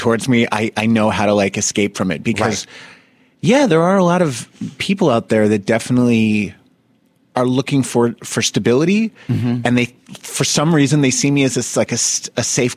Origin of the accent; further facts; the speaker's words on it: Summit, New Jersey, United States; moved away; I always knew I was not going to stay in Summit, New Jersey.